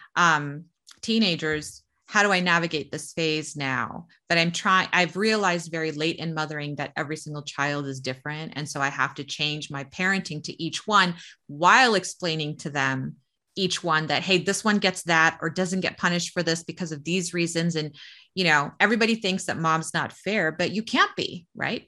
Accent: United States; we're American

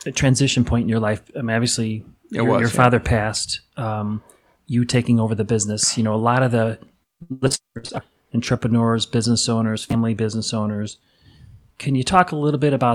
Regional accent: Chicago, Illinois, United States; I grew up in Chicago

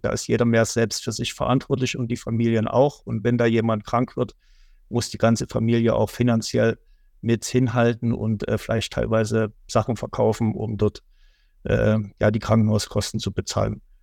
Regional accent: Germany; wir uns als Deutsche

